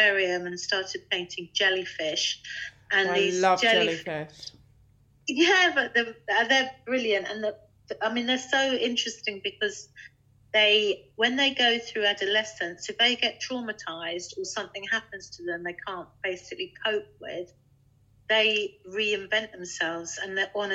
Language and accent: English; London, United Kingdom; moved away; I was brought up in London